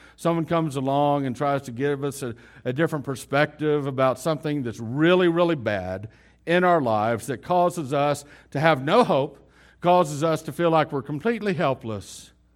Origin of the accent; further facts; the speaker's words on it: West Texas, United States; We're from West Texas.